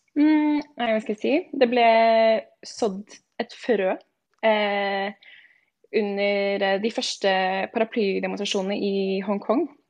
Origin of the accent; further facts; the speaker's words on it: Stabekk, Akershus, Norway; moved away as an adult; also born or lived in Shanghai, China; now in Madrid, Spain; jeg er født og oppvokst eh, på Stabekk, rett utenfor Oslo